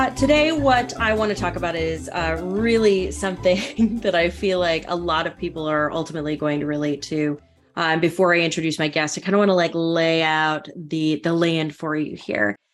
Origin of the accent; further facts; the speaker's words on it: North Dakota, United States; growing up in North Dakota